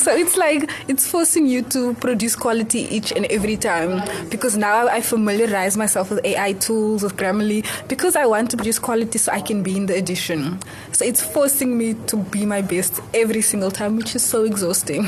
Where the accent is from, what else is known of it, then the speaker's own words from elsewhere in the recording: Cape Town, Western Cape, South Africa; I'm born and raised in Cape Town